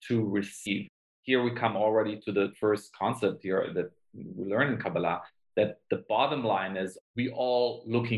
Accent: Germany; moved away as an adult; also born or lived in Israel / London, United Kingdom; now in Los Angeles, United States; I was born in Israel, grew up in Germany

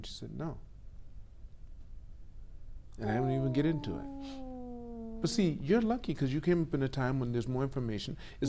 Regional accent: Los Angeles, California, United States; I'm from California.

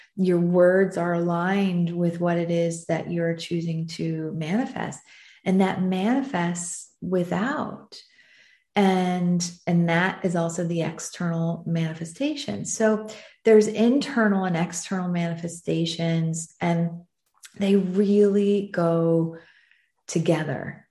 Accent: United States; also born or lived in southern France; now in France; being an American who who lives in southern France

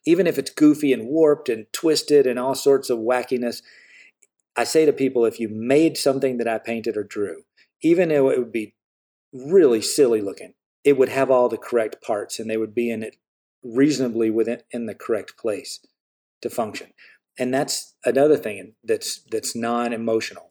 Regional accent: the South, United States; I grew up in the South

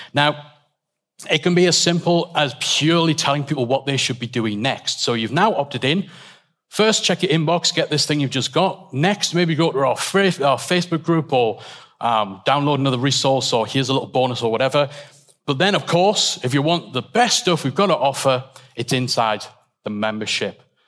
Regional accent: England, United Kingdom; we're all English

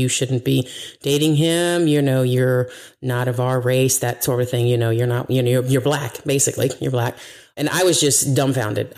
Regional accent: United States; I'm from here, America

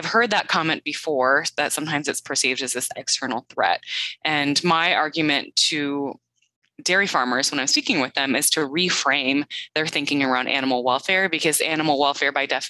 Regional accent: Midwest, United States; moved away as an adult; also born or lived in US East Coast / US West Coast / Canada; now in Madison, United States; I grew up in the Midwest, and I'm happy to call that home again, although I have lived on both coasts of the U.S. as well as in Canada

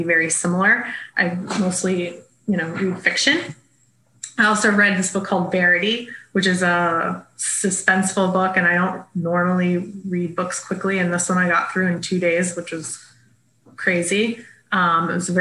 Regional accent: South Florida, United States; I grew up in South Florida

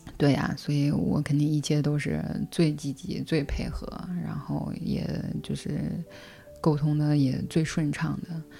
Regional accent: China; moved away as an adult; now in France; 我是中国人，然后我儿子也是中国人

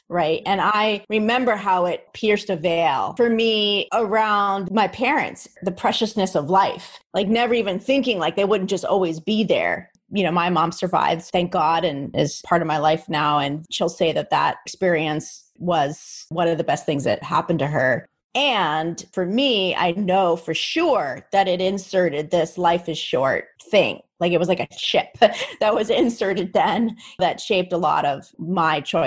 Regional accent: New Jersey, United States; I'm from New Jersey, just below New York

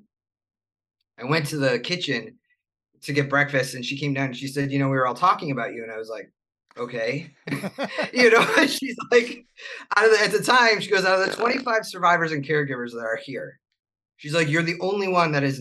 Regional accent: Buffalo, New York, United States; moved away; also born or lived in Charlotte; I grew up in Buffalo.

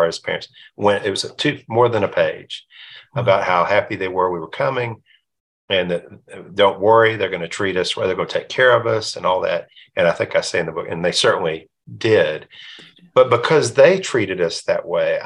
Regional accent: Alabama, United States; accent: Alabama; moved away; also born or lived in Pensacola, Florida / Houston; my old Alabama accent

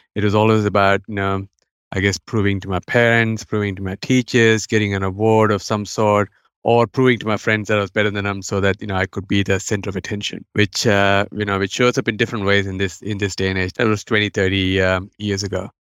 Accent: India; now in Australia; as you can tell from my accent, I w, I wasn't, you know, born in Australia. I've been raised overseas in India

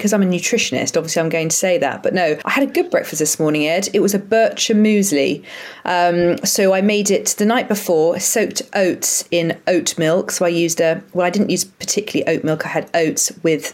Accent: Brighton, South East England, United Kingdom; moved away as an adult; also born or lived in Leeds; I'm from Brighton originally

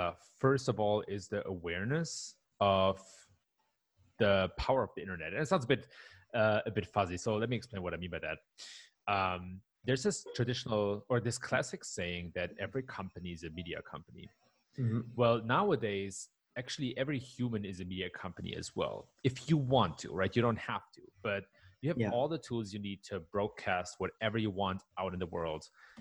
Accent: Germany; English is a second language; moved away as an adult; now in Palo Alto, United States; But I was born and raised in Germany, so I'm like a cultural hybrid, if you will.

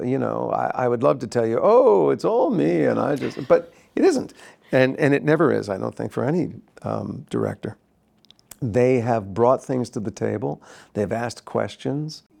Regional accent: New Jersey, United States; I grew up in New Jersey

